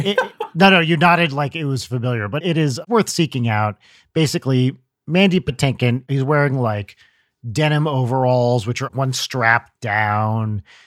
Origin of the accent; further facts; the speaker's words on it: New Jersey, United States; moved away; the Ashkenazi Jewish culture I grew up with in New Jersey, like, the New Jersey, New York area.